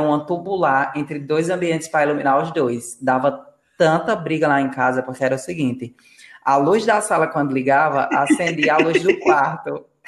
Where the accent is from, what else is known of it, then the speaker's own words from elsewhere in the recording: Rio Grande do Norte, Brazil; now in Paraíba, Brazil; no estado que eu nasci, que é no Rio Grande do Norte. Aqui na Paraíba eu já sinto uma leve diferença.